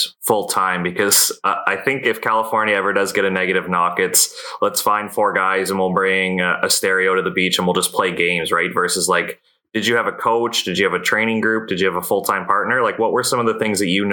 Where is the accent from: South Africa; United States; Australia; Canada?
Canada; as a Canadian